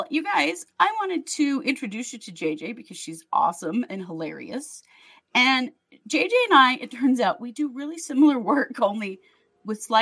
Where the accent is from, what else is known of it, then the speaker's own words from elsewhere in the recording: Wisconsin, Minnesota, Midwest, United States; now in Oakland, United States; I'm from Wisconsin, Minnesota.